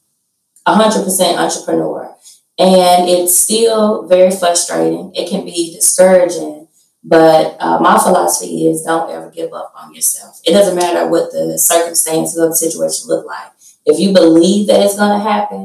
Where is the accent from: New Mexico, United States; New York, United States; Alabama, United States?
Alabama, United States; Huntsville; I'm from Huntsville, Alabama. I'm 35 years old. I was born and raised here